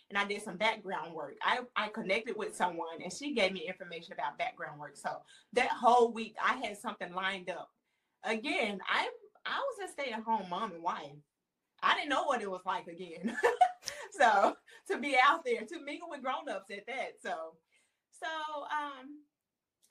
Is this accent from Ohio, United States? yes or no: no; Tennessee, United States; moved away as an adult; I'm from Tennessee. And so there's not a big industry in Tennessee with acting at all. So my husband and I, we moved here